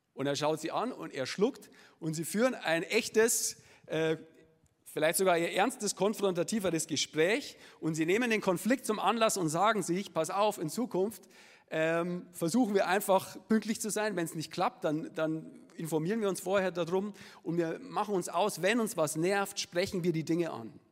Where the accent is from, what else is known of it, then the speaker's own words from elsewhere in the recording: Munich, Bavaria, Germany; accent: Upper Bavarian; ich äh, bin gebürtiger Münchner